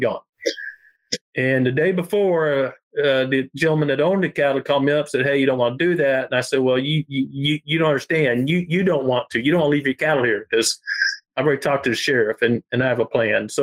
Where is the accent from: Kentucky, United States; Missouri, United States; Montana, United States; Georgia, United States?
Missouri, United States; Ozark Mountains, southwestern; I was raised here in the Ozark Mountains, southwestern Missouri